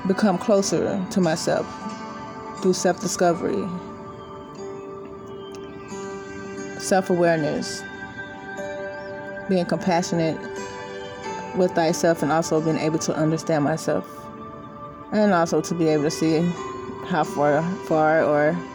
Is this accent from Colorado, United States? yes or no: no; Austin, Texas, United States; I'm born and raised in Austin, Texas. I'm currently here, still here.